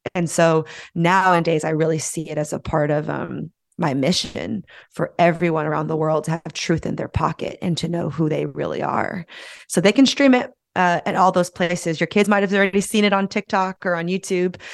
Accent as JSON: {"language": "English", "town": "San Francisco", "region": "California", "country": "United States", "tie": "born or raised there", "moved": "as an adult", "said": "my hometown of San Francisco"}